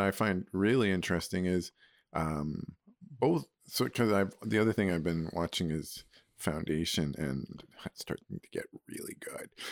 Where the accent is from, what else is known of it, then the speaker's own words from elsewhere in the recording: Alberta, Canada; moved away as an adult; also born or lived in Spruce Grove / Toronto; I grew up in Alberta